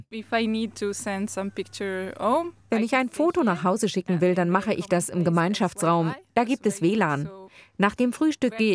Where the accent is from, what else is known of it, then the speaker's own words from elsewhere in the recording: Rimini, Emilia-Romagna, Italy; German is a second language; Italien {S1} essen wir sie immer zu Weihnachten, jedenfalls in meiner Heimatstadt Rimini.